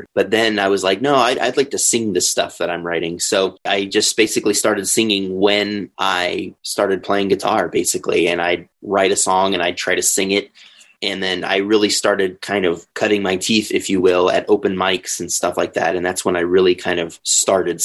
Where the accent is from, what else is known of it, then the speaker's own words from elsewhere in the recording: Denver, Colorado, United States; also born or lived in Springfield, Illinois; I'm from here. I've been here. Well, actually, I've been here since I was 3 years old.